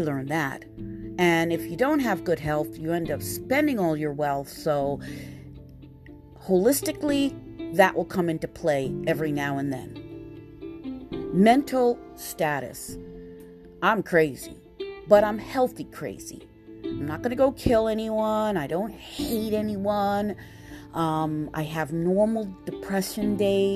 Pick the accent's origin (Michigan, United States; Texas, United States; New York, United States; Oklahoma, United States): New York, United States; New York City; I'm born and raised in Queens, New York